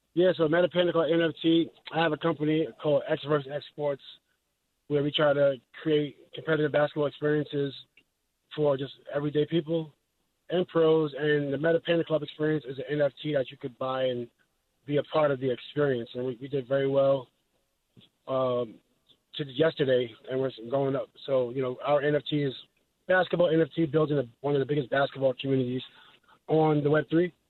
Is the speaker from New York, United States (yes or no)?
yes; New York City, New York, United States; I'm from New York City